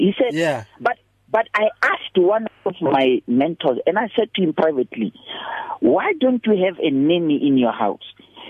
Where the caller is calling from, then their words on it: North West, South Africa; I'm well. Look, I'm calling from the Northwest Province.